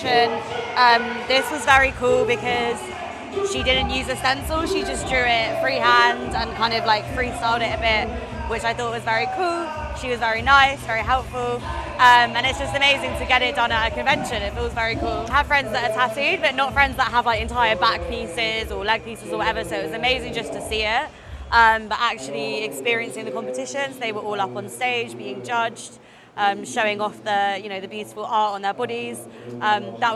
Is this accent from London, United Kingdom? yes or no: yes; London, United Kingdom; moved away as an adult; now in Taipei, Taiwan; I've been staying in Taipei, but I've come from London originally